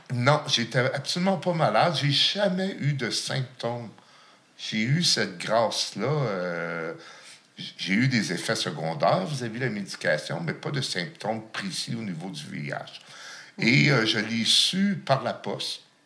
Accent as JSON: {"language": "French", "town": "Gatineau", "region": "Quebec", "country": "Canada", "tie": "born or raised there", "also_born_or_lived": "Lachute", "said": "Mon enfance, je l'ai passée à Gatineau"}